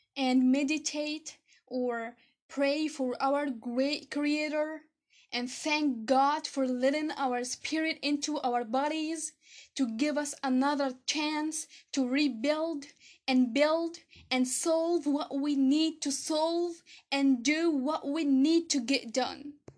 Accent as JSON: {"language": "English", "country": "Egypt", "said": "I'm from Egypt"}